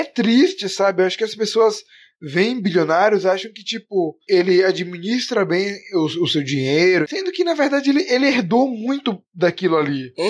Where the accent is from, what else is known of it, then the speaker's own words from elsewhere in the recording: Brazil; a gente é brasileiro